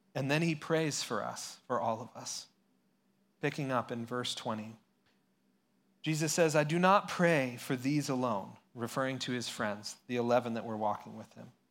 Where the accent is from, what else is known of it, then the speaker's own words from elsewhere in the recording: San Luis Obispo, California, United States; I grew up in San Luis Obispo here